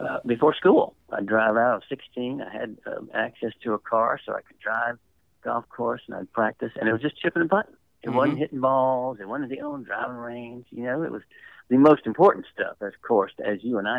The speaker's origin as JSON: {"language": "English", "town": "Nashville", "region": "Tennessee", "country": "United States", "tie": "born or raised there", "also_born_or_lived": "Atlanta", "moved": "yes", "said": "I grew up in Nashville"}